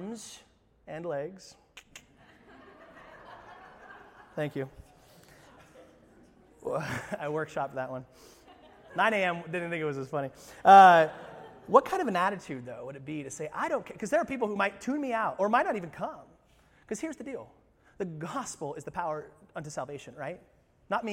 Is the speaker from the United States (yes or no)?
yes; United States; us as American Christians